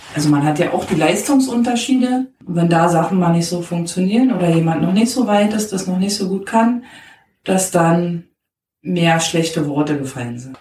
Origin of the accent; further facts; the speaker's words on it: Berlin, Germany; Ich bin in Berlin groß geworden